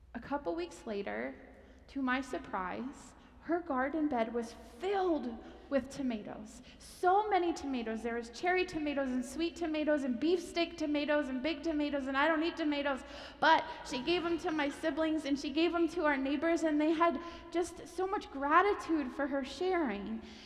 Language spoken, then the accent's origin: English; Pennsylvania, United States; moved away; I'm from Pennsylvania